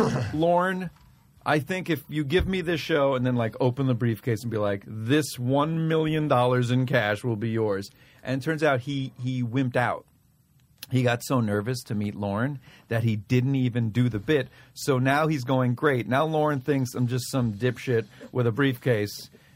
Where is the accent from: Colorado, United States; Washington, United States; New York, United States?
New York, United States; Bronx; I grew up in the – I don't know. A lot of people don't know this, but I'm from the South Bronx.